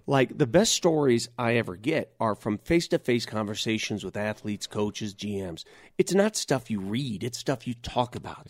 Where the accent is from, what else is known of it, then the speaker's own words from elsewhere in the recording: Denver, Colorado, United States; English is a second language; also born or lived in Italy; I grew up in North Denver, and I grew up the son of immigrant